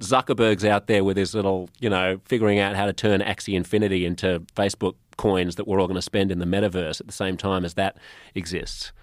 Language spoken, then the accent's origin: English; Australia; moved away as an adult; also born or lived in United States; I'm Australian